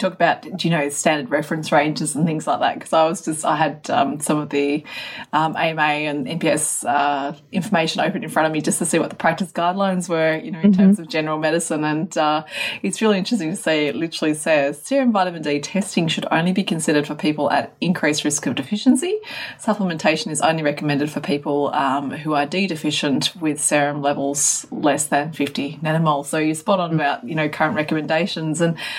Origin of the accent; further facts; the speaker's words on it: Australia; but I'm Australian, I'm out in the sun all the time.